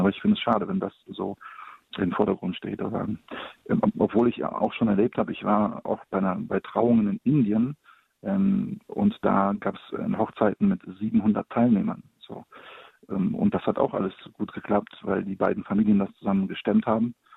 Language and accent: German; Poland; now in Cologne, Germany; Ich komme gebürtig aus Polen